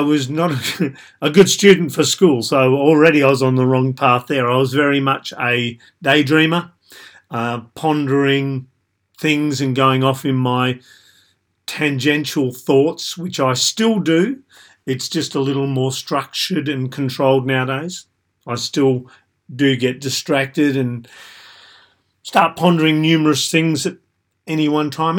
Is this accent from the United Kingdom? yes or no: no; Australia; I was typical of a middle-ish, low middle class white male growing up in Australia